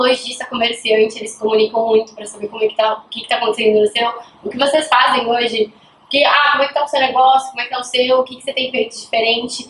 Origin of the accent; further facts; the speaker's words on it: Santos, São Paulo, Brazil; now in Belo Horizonte, Brazil; eu sou de Santos, é, eu vim para BH